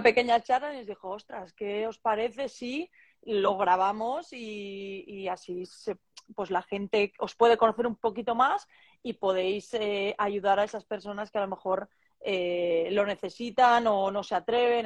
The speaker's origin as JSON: {"language": "Spanish", "town": "Barcelona", "region": "Catalonia", "country": "Spain", "moved": "yes", "lives_now": "Salamanca, Spain", "said": "soy una chica de Barcelona eh, de 30 años"}